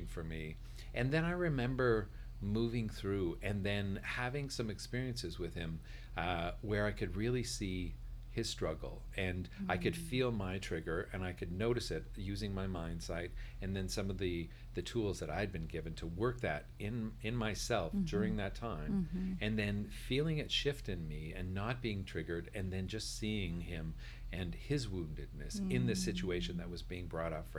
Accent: Northern Ontario, Canada; I grew up in Northern Ontario

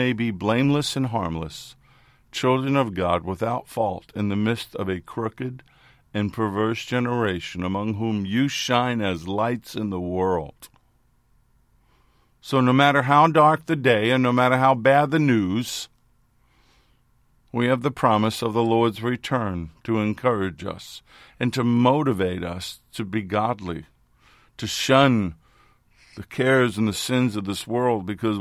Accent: New York City, New York, United States; When I was growing up in New York City, we had an area called the Times

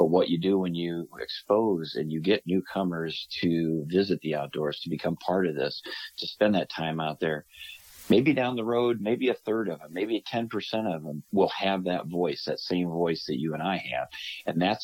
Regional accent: Illinois, United States; moved away as an adult; also born or lived in North Dakota; I grew up duck hunting in Illinois

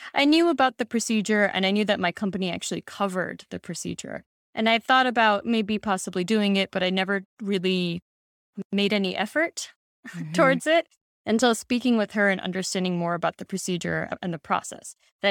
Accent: Pakistan; I'm Pakistani and grew up in a Muslim household, and there aren't a lot of Pakistani Muslim women talking about it.

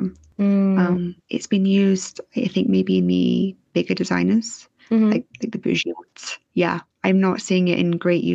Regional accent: London, United Kingdom; I'm from London

